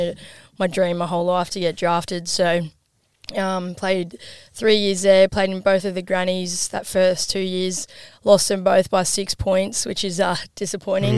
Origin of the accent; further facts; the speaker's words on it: Gladstone, Queensland, Australia; also born or lived in Geelong, Victoria; I was born in Geelong, moved to Gladstone when I was five, which is like six hours up north from here